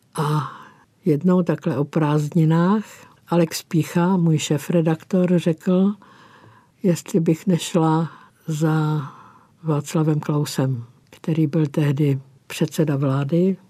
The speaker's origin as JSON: {"language": "Czech", "town": "Písek", "region": "South Bohemian Region", "country": "Czechia", "tie": "born or raised there", "moved": "yes", "lives_now": "Prague, Czech Republic", "said": "z mého rodiště z písku"}